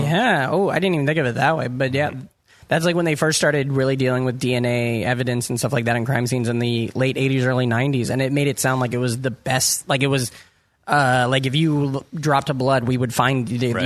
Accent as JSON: {"language": "English", "region": "Iowa", "country": "United States", "moved": "yes", "lives_now": "New York, United States", "said": "I'm from Iowa"}